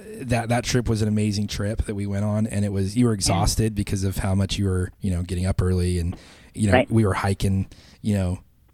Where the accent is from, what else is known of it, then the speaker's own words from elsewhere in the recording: Idaho, United States; Yeah. Well, so I grew up in Idaho.